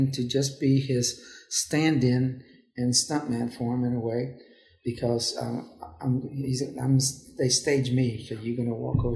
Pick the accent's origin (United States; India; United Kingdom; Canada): United States; Houston, Texas; I said, Houston